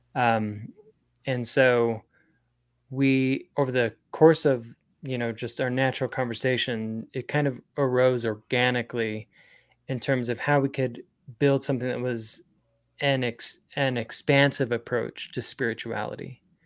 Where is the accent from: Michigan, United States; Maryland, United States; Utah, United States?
Utah, United States; Springville; I was raised in Springville, Utah